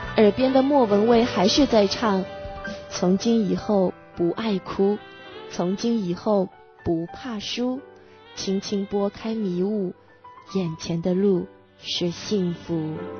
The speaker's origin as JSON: {"language": "Chinese", "country": "China", "said": "我们中国人"}